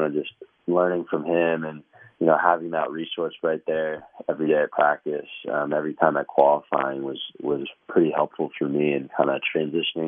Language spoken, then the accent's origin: English; New York, United States; also born or lived in California; I was born in California, so I spent a little bit of time there, and that's kind of where I started with the golf. But I guess when I was a little bit older and living in New York